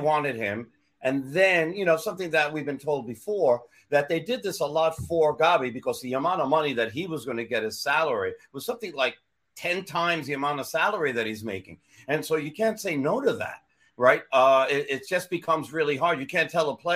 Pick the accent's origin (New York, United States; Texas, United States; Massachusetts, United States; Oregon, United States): New York, United States; I'm a New Yorker